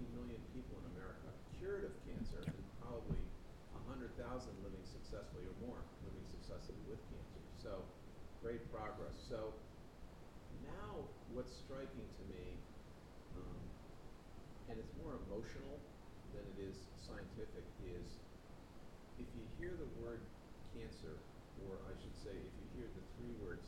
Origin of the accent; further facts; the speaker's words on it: Buffalo, New York, United States; moved away as an adult; also born or lived in California; I was born and raised in Buffalo, New York